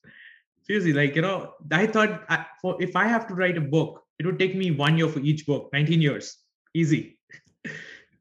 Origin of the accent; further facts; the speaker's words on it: India; English is a second language; I'm from India. My English isn't perfect.